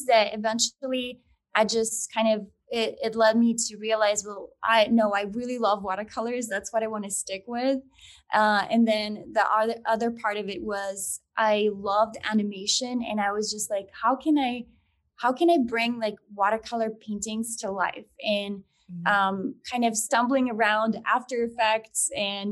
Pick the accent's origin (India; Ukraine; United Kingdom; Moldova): Moldova; now in United States; I'm originally from Moldova. It's a small country in Eastern Europe. And my parents and I immigrated back in 2002.